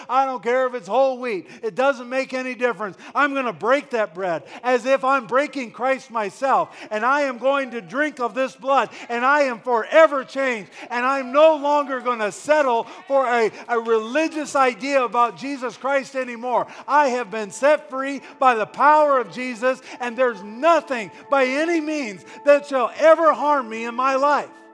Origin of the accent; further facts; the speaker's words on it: Wisconsin, United States; I grew up in Wisconsin